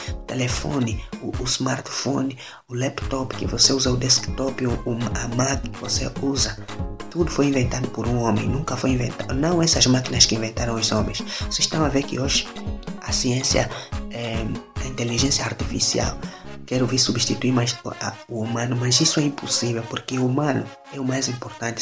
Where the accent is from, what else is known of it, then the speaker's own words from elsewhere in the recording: Angola; Sou natural de Angola, sou, sou angolano, africano